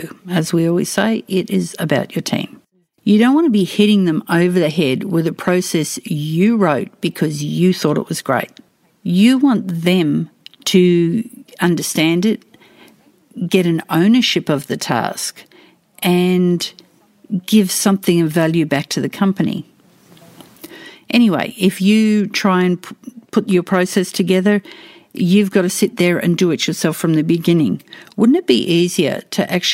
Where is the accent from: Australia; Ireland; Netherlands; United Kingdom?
Australia; accent: Australian English; I speak Australian English